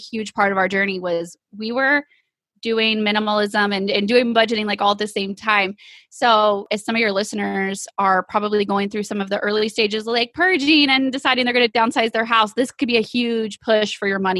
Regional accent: East Texas, United States; we are from East Texas

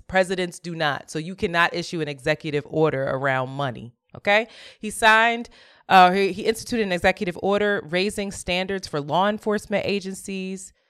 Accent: Philadelphia, Pennsylvania, United States; I grew up in Philly doing a lot of servant leadership

